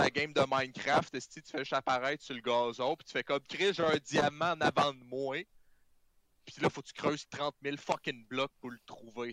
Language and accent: French; Canada; on est des Canadiens fucking whack avec des poches de lait